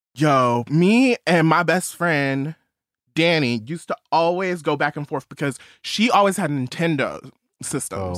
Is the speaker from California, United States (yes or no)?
yes; outside of Los Angeles, California, United States; I grew up outside of Los Angeles